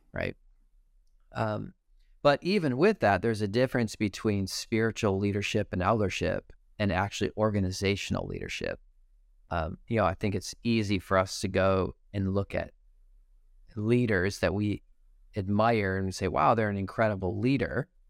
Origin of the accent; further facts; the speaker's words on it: Detroit, Michigan, United States; now I'm from Detroit